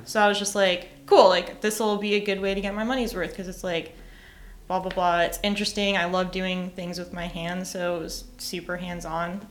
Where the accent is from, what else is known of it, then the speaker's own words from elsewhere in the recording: New York, United States; moved away as an adult; also born or lived in Boston; now in Nashville, United States; I grew up in New York. I lived in Boston